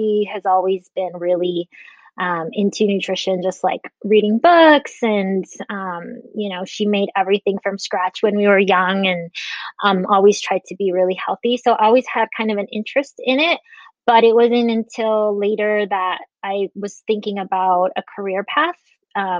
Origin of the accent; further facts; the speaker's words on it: Las Vegas, Nevada, United States; also born or lived in Guatemala / Henderson, Nevada; we moved here from Guatemala and have been here ever since. I've traveled a little bit, but basically have been in Vegas all my life